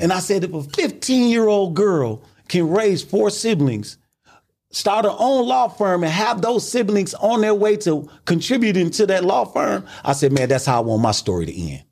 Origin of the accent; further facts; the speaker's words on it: Milwaukee, Wisconsin, United States; I'm from Milwaukee, Wisconsin